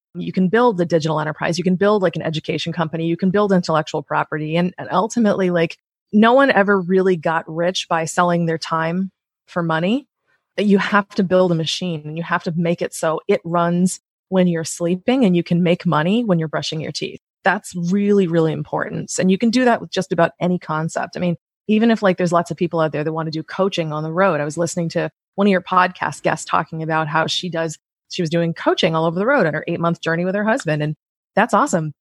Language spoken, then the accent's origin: English; United States; as an American